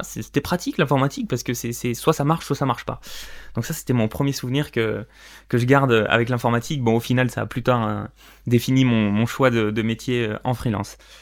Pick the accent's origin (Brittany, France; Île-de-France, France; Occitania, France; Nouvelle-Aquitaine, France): Nouvelle-Aquitaine, France; Corrèze, Limousin; je suis né euh, en Corrèze dans le Limousin